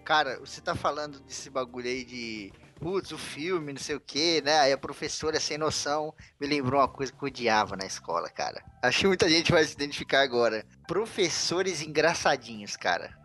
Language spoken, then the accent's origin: Portuguese; Santana de Parnaíba, São Paulo, Brazil; Que eu sou aqui de Santana de Parnaíba